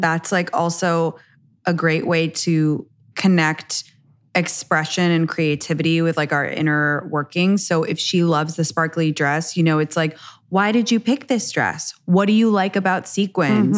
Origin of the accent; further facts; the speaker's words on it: England, United Kingdom; now in United States; I was raised in England